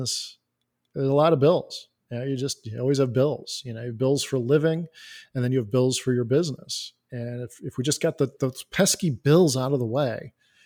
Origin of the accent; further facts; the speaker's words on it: Elgin, Illinois, United States; I am from Elgin, Illinois